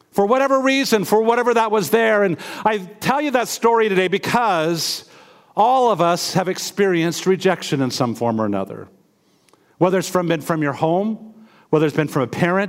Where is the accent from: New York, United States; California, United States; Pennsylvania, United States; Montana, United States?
Montana, United States; Missoula; moved away as an adult; As a child, I was raised in Missoula, Montana, East Missoula, Montana